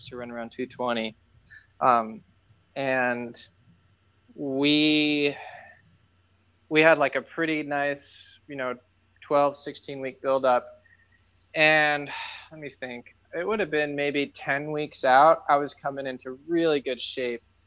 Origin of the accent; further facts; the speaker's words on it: Boston, Massachusetts, United States; moved away; I grew up in Boston, so I knew a lot of people there.